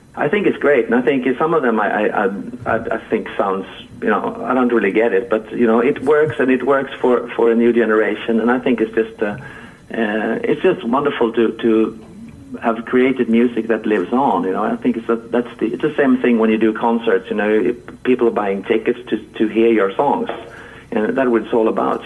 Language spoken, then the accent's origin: English; Halmstad, Halland County, Sweden; my my hometown Halmstad, where I'm uh, where I am at the moment